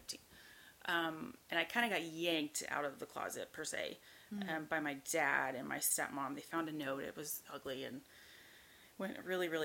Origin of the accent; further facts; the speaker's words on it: Norman, Oklahoma, United States; moved away as an adult; also born or lived in Houston; I grew up in Oklahoma. That's where I'm from, Norman, Oklahoma